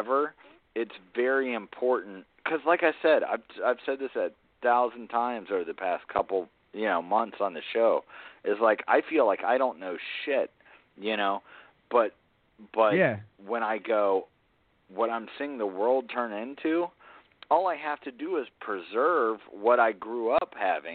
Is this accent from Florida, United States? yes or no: no; Atlanta, Georgia, United States; also born or lived in South Carolina (near Charleston); I grew up in Atlanta